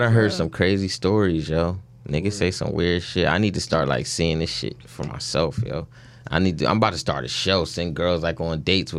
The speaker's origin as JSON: {"language": "English", "town": "Jacksonville", "region": "Florida", "country": "United States", "said": "I'm 27 from Jacksonville, Florida."}